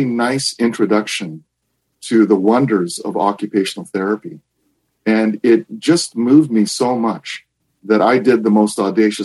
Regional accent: Japan; moved away; also born or lived in Vancouver, Canada; I was born and raised in Japan, and it was in the early 1970s that my family had moved from Japan to Vancouver, Canada

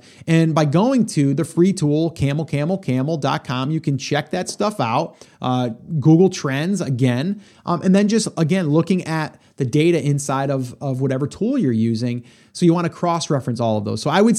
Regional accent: New York, United States; I was from New York. You were from Jersey.

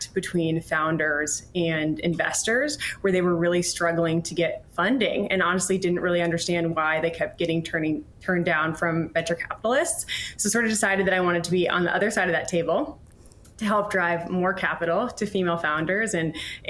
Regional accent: Montana, United States; now in New York City, United States; I'm originally actually from Montana

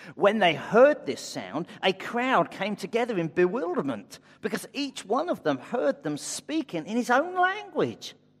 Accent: United Kingdom; I'm white British

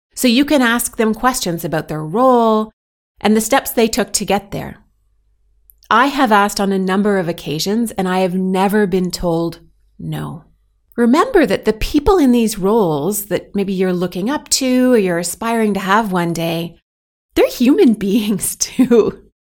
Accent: Canada; moved away as an adult; now in Belgium; I'm proudly Canadian, and I currently happily live as an expat in Belgium

